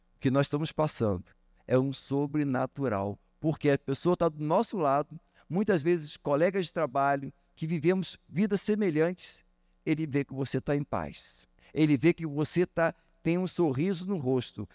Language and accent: Portuguese; Brazil; como bom brasileiro